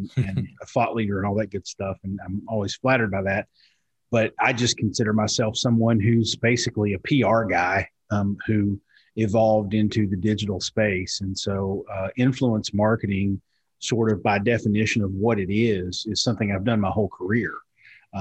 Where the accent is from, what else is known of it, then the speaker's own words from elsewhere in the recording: Eastern Kentucky, United States; I'm almost 50, and I grew up in Eastern Kentucky.